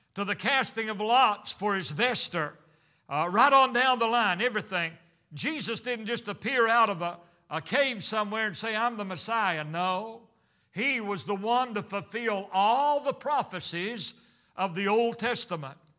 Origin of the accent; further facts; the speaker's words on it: United States; I'm American